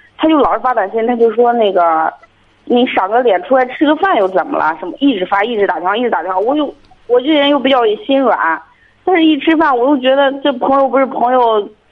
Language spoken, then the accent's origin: Chinese; Shijiazhuang, Hebei, China; 我是石家庄的